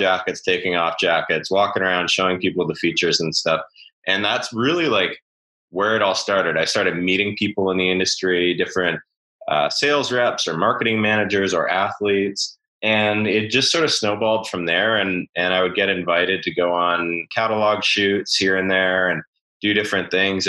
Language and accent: English; Vernon, British Columbia, Canada; growing up in Vernon. You know, for those who don't know, it's in the interior of BC